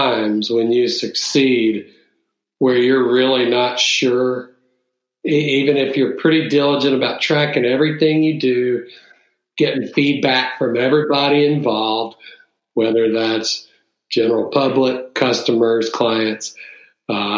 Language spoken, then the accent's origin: English; Jackson, Mississippi, United States; We had one of the largest Coca-Cola bottlers in Jackson, where I grew up